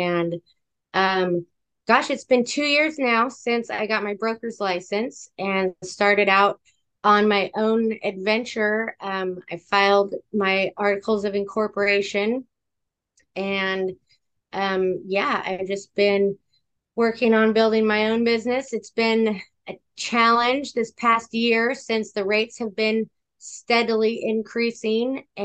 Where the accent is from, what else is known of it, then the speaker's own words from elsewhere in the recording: California, United States; I am a Californian